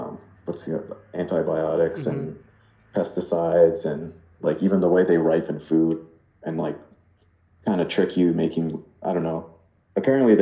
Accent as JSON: {"language": "English", "town": "Ottawa", "region": "Ontario", "country": "Canada", "said": "I'm from Ottawa"}